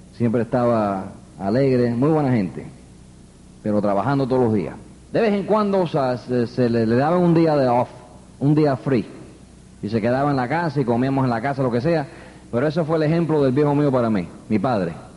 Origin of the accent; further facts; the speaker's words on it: New York City, New York, United States; also born or lived in Queens, New York; me crié en el Bronx. Yo soy neoyorquino